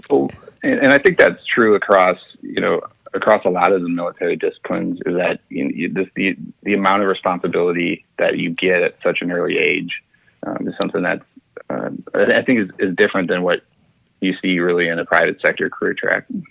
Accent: St. Paul, Minnesota, United States; I grew up in St. Paul, Minnesota

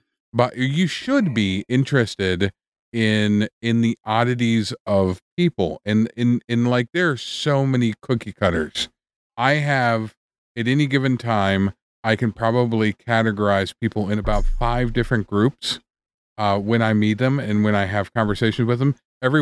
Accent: Wisconsin, United States; I wouldn't hang out with Dahmer. Like, there's nothing we're both from Wisconsin.

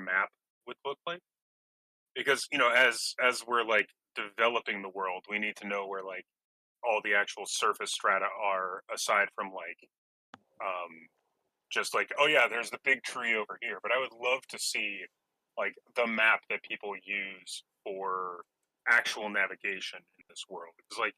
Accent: Connecticut, United States; Connecticut myself

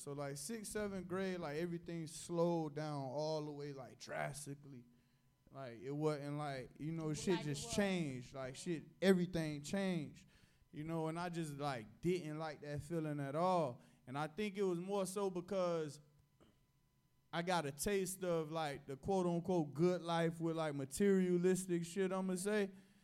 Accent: Miami, Florida, United States; I was born in Liberty City

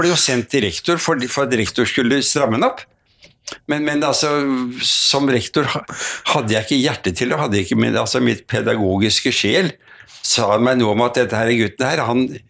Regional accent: Oslo, Norway; Født og vokst opp i Oslo

